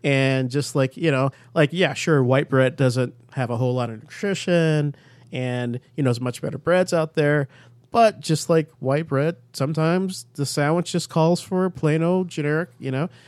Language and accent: English; Chicago, Illinois, United States; I grew up in Chicago